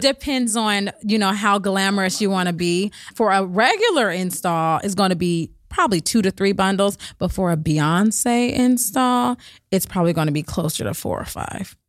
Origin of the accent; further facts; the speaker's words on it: Berkeley, California, United States; also born or lived in Oakland; I actually grew up between Berkeley and Oakland